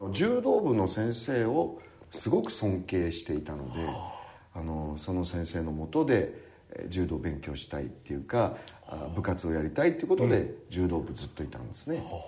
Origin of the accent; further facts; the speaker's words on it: Kagoshima, Japan; 私が生まれ育った鹿児島の市内は